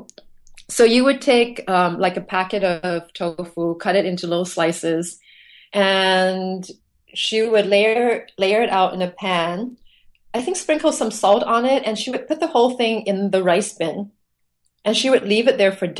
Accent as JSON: {"language": "English", "country": "Hong Kong", "tie": "born or raised there", "moved": "yes", "said": "thinking back to my childhood, growing up in Hong Kong and visiting different countries in Asia"}